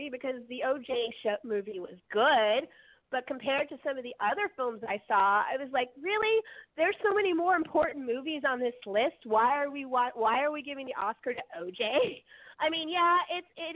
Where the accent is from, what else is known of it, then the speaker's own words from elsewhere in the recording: Bay Area, California, United States; growing up in the Bay Area, in L.A. in particular